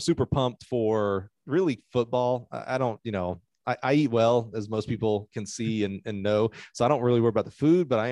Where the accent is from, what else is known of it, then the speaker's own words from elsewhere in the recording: Eufaula, Alabama, United States; I grew up in Eufaula, Alabama.